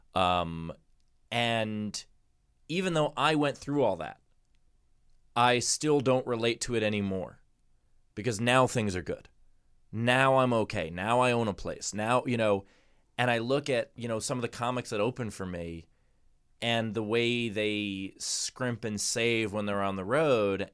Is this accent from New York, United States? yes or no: yes; New York, United States; As a New Yorker